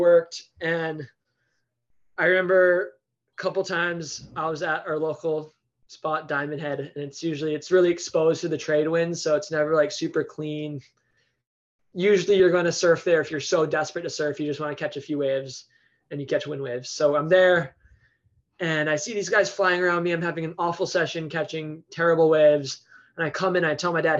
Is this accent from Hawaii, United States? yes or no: yes; Honolulu, Hawaii, United States; I am from Honolulu on the island of Oahu